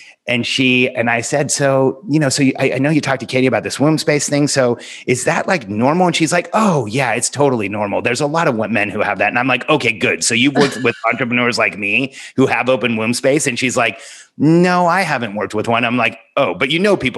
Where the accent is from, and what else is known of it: Southern California, United States; born or raised there; also born or lived in Mexico City, Mexico